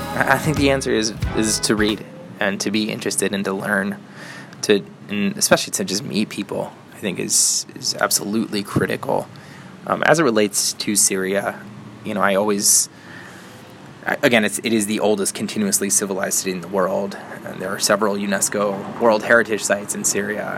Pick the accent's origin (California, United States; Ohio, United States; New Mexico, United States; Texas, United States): Ohio, United States; Northeast; I was born and raised in Northeast Ohio